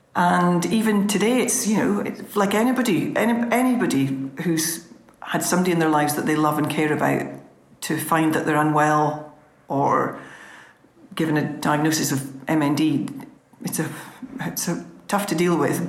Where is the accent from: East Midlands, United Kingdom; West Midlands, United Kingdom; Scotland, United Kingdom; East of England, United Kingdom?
Scotland, United Kingdom; Scottish Borders; We're both from Borders farming families.